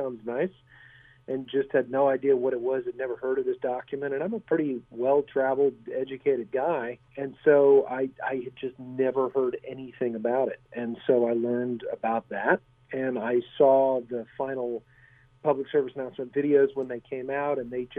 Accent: United States; also born or lived in Germany; I grew up overseas mainly. I'm an American, but my parents were teachers for military dependents in Europe, and I happened to be there when the Iron Curtain fell

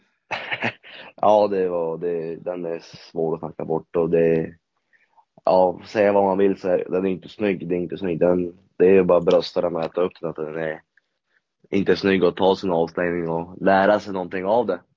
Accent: Norrland, Sweden; oss norrlänningar

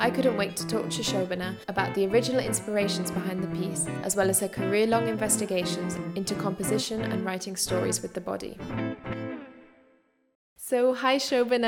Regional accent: United Kingdom; moved away as an adult; now in Berlin, Germany; I'm a British-born dance writer and critic, and I've been based in Berlin, Germany

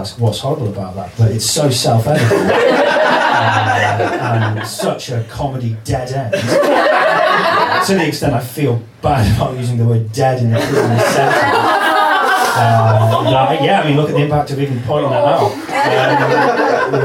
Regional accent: North Wales, United Kingdom; I'm from North Wales

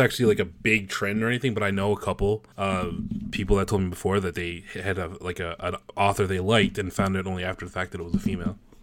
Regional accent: Newfoundland and Labrador, Canada; accent: Newfie; I'm a Newfoundlander, so that stereotypical Canadian accent you guys know about, like, you know, how, how, who she going E? That's, that's a Newfie thing

